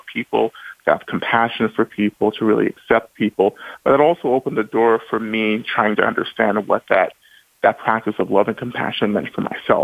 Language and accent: English; Rome, Georgia, United States; I was born in North Georgia, in Rome, Georgia